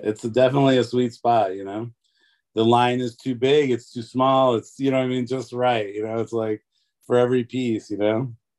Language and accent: English; Detroit, Michigan, United States; also born or lived in California / Los Angeles; now in Nashville, United States; I'm from Detroit, but my dad lived in Los Angeles